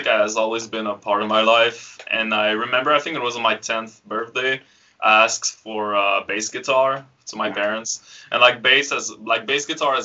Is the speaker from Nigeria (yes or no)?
no; Frampton, Quebec, Canada; So, I'm from Quebec. I grew up in the middle of nowhere with, you know, my only neighbors were probably tractors and cows and stuff like that. Yeah, I live really in a small village called Frampton.